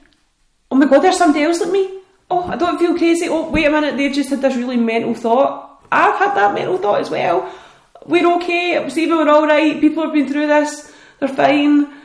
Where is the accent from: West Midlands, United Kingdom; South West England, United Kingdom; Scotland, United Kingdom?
Scotland, United Kingdom; especially being Scottish and British